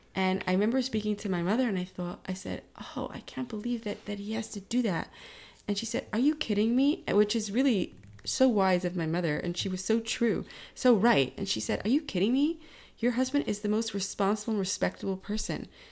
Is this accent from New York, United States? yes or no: yes; New York, United States; growing up in New York, um, being a teenager in the time of nine eleven